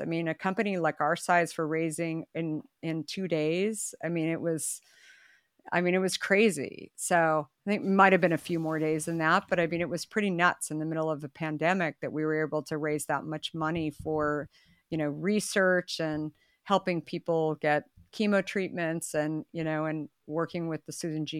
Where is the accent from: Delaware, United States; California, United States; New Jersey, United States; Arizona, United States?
Arizona, United States; I grew up in Arizona